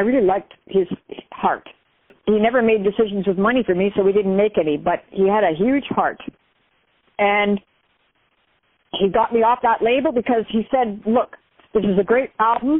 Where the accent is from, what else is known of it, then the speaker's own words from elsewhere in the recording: Canada; I'm Canadian